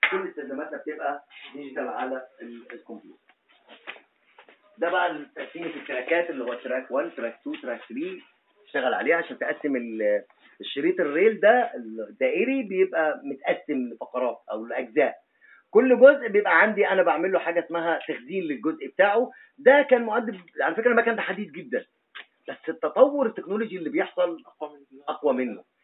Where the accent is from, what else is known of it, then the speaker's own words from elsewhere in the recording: Egypt; احنا عندنا في مصر